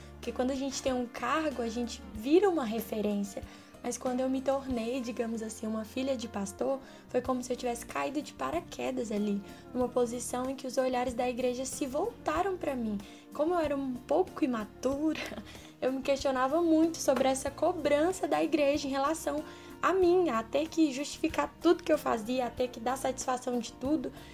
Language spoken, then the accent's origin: Portuguese; Brasília, Federal District, Brazil; sou de Brasília